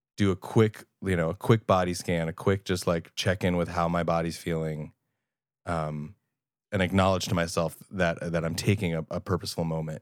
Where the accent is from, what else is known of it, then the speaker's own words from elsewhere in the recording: Long Island, New York, United States; I'm thirty and I'm Jewish and from Long Island